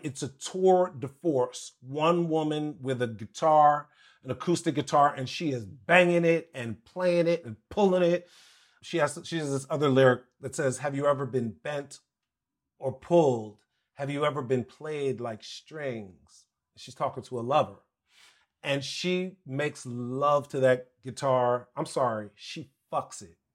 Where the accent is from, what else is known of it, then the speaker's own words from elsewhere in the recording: Washington, District of Columbia, United States; also born or lived in Maryland / Virginia; all of my life, growing up in Washington, D C, Maryland, Virginia area